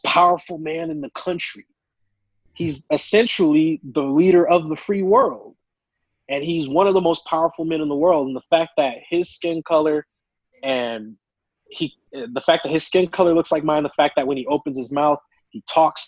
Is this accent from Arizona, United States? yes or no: yes; Tucson, Arizona, United States; I grew up born and raised in Tucson, Arizona